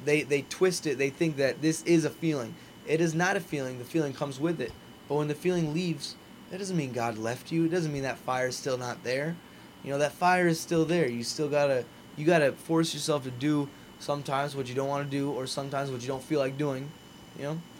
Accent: Naples, Florida, United States; being back in Naples, being my hometown

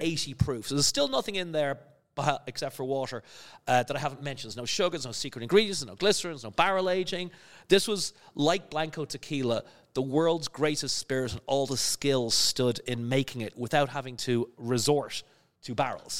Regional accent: Skerries, Leinster, Ireland; moved away; also born or lived in London / New York / Cayman Islands / Netherlands; I'm from a little village near, uh, Dublin on the coast called Skerries

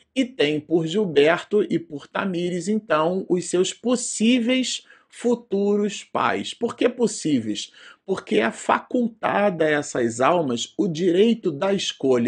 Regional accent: Brazil; estamos gravando vídeo no Brasil e somos brasileiros, né, por pátria

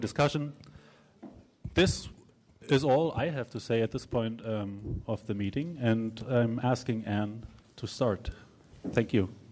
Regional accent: Berlin, Germany; I'm from Berlin.

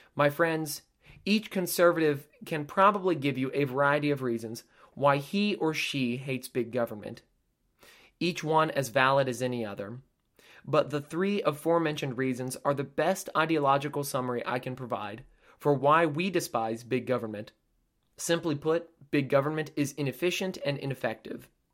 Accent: United States; We are a tough, resilient people, but being an American is not for the faint of heart

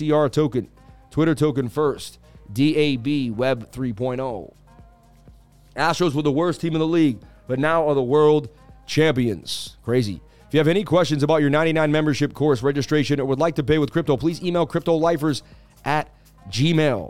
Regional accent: Massachusetts, United States; I was from Massachusetts

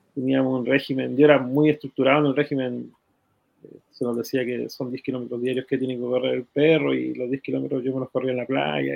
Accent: Iquique, Tarapacá, Chile; moved away as an adult; now in Santiago, Chile; Yo soy iquiqueño y mm, nacido y criado en Iquique

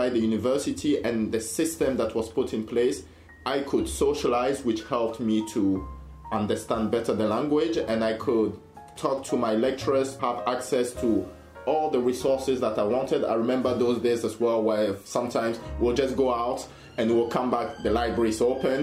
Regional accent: France; English is a second language; moved away as an adult; also born or lived in Sheffield, United Kingdom; I was from France

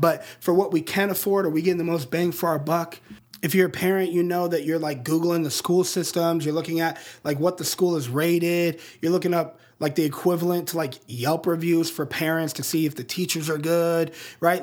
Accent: Colorado Springs, Colorado, United States; the Rocky Mountains of my hometown in Colorado Springs

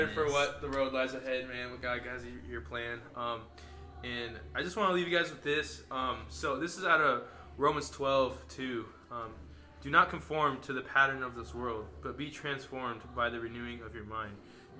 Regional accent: Sheridan, Wyoming, United States; moved away; he's from my hometown in Sheridan, Wyoming

